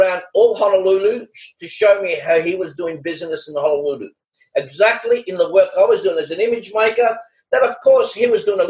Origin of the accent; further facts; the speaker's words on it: Australia; You know, I'm from Australia.